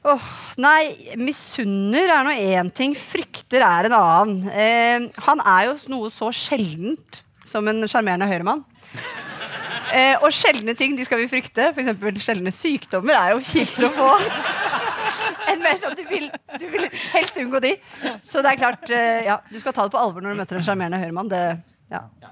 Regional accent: Akershus, Norway; vi er jo fra Akershus

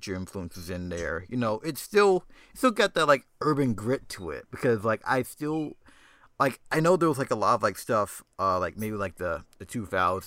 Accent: Atlanta, Georgia, United States; now in New York, United States; me growing up in Atlanta

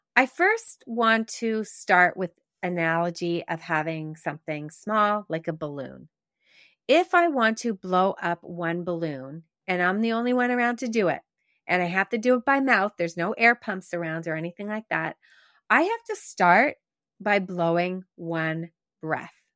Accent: Quebec, Canada; growing up in Quebec

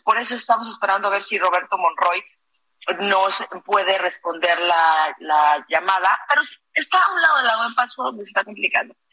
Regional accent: Morelia, Michoacán, Mexico; soy de Morelia

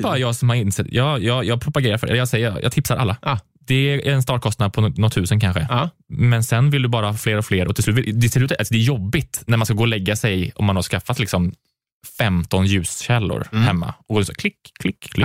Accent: Karlstad, Värmland, Sweden; moved away; i Karlstad, där jag är ifrån, då, där spelade jag mycket teater

